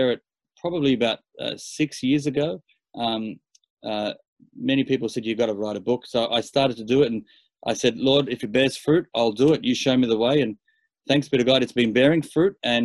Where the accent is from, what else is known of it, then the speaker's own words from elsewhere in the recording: Sydney, New South Wales, Australia; born and raised in Australia.